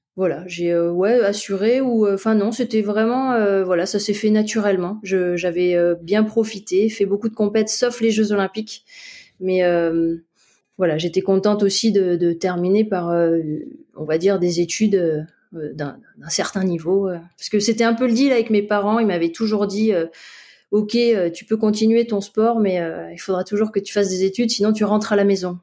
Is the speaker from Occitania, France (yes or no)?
yes; Montpellier, Occitania, France; also born or lived in Paris; now in Briançon, France; je vis à Briançon, euh, je suis originaire de Montpellier